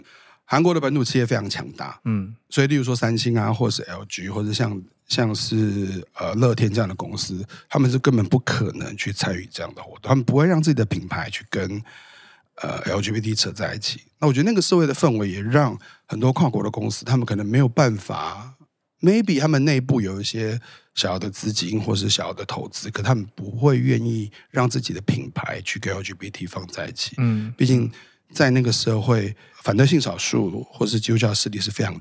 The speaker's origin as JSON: {"language": "Chinese", "country": "Taiwan", "said": "我是台湾人。"}